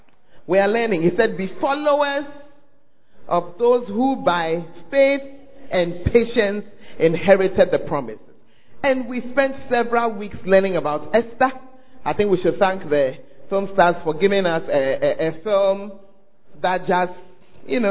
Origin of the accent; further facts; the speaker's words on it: Ghana; Why do Ghanaians, why do we sound the same